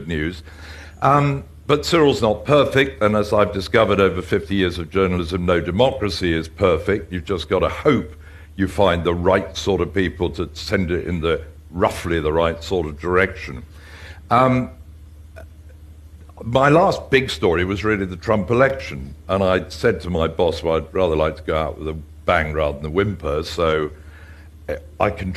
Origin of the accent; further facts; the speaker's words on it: England, United Kingdom; being an Englishman who is used to an age-old democracy